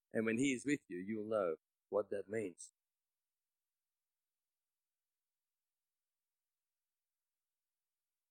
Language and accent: English; Australia; I wasn't there as an Aussie